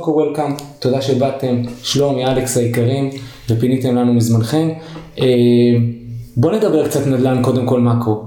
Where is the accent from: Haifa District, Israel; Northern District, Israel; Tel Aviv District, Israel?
Haifa District, Israel; Haifa; moved away; כחיפאי במקור